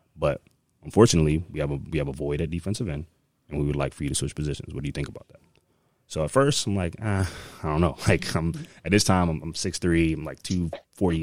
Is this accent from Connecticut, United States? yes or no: yes; Connecticut, United States; moved away; also born or lived in Maryland; I'm actually from Connecticut, um, born and raised